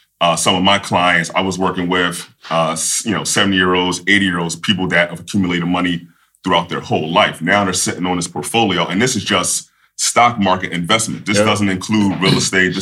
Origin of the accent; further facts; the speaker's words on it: Philadelphia, Pennsylvania, United States; I'm originally from Philadelphia, PA